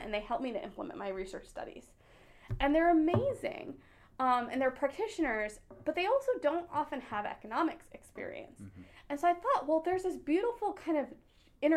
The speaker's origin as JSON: {"language": "English", "country": "United States", "tie": "born or raised there", "said": "So I am Indian American. So my parents are immigrants from India. So I grew up here"}